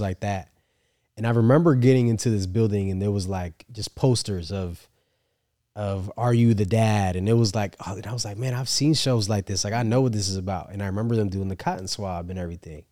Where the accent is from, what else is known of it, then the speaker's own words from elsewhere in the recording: upstate New York, United States; I'm from New York, upstate New York, so not the city